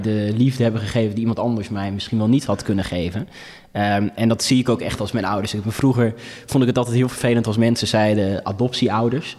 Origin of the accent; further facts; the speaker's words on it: Friesland, Netherlands; also born or lived in Ethiopia; als Friesen